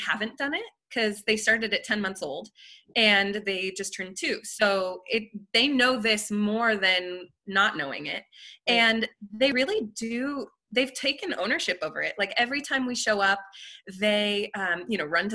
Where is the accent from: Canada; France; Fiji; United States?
France; moved away; I grew up in France